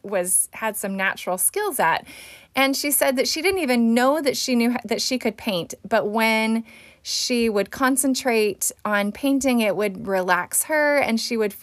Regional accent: Fresno, California, United States; my hometown here in Fresno

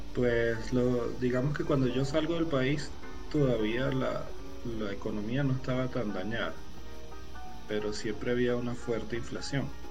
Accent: Venezuela; moved away as an adult; now in Bogotá, Colombia; nací en Venezuela y viví toda mi vida en Venezuela, hasta ahora que vengo a migrar aquí a Colombia.

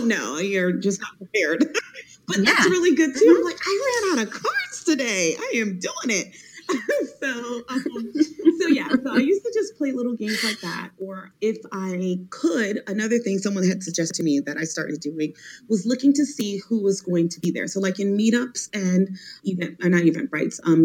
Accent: Miami, Florida, United States; now in Washington, D.C., United States; I'm from Miami, Florida

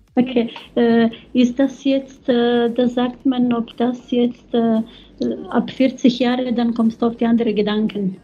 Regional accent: Croatia; Spanish is a second language; now in Germany; yo soy de Croacia, pero vivo en Alemania 30 años.

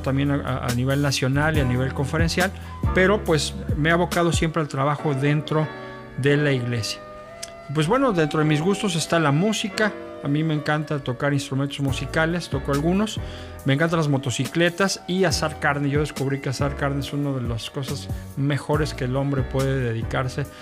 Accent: Mexico City, Mexico; moved away as an adult; now in Monterrey, Mexico; yo soy originario de la Ciudad de México pero tengo radicando acá en la ciudad ya pues 22 años acá.

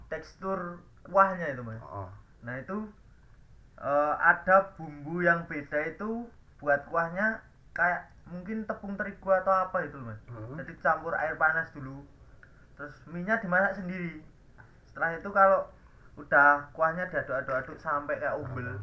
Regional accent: Indonesia; accent: medok (Javanese); gua medok

